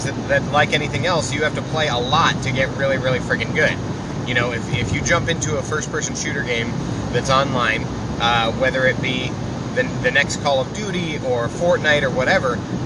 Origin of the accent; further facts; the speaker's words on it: Iowa, United States; I'm from Iowa